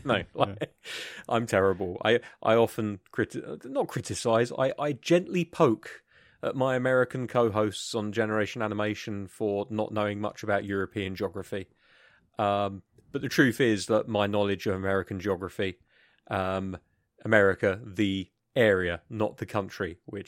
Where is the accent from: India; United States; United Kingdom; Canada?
United Kingdom; first language English; from the UK.